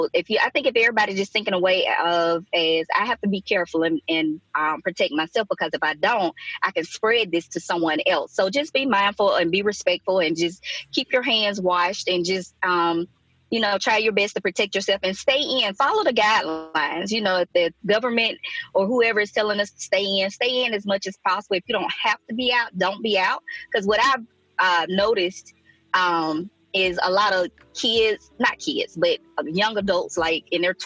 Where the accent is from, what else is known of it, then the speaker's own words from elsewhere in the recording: Mississippi, United States; now in Alabama, United States; I went home to Mississippi, and down there we were still hugging